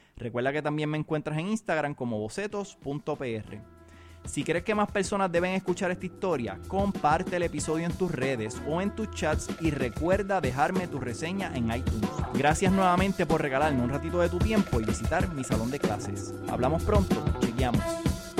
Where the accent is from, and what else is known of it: Puerto Rico